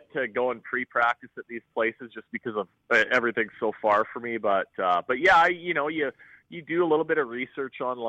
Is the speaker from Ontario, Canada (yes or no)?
yes; Lake of the Woods, Ontario, Canada; growing up on Lake of the Woods, I had access to fishing and being on the water